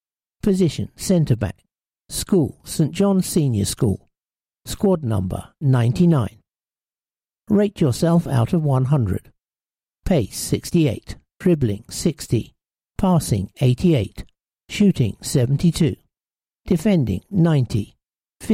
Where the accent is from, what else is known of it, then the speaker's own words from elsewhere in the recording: Valencia, Valencian Community, Spain; born there; I was born in Spain whilst my dad was managing a club in Valencia